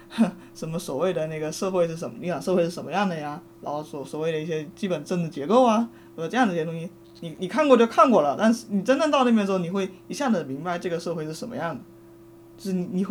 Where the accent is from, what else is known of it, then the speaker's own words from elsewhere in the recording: China; 我我一个中国人，然后我我们的历史上曾经发生过，也发生过类似的事情，